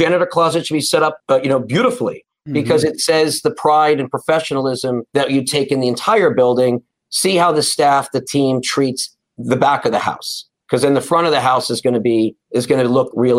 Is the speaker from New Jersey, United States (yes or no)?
yes; Short Hills, New Jersey, United States; I'm a Jersey boy, you know. I grew up in Essex County, you know, in Short Hills, went to public high school.